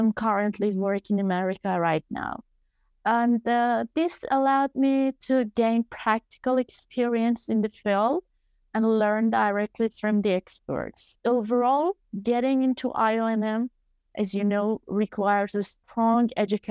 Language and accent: English; Iran; also born or lived in Australia; the sanctions we have in Iran